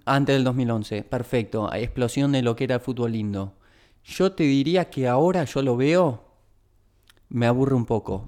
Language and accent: Spanish; Argentina; como argentinos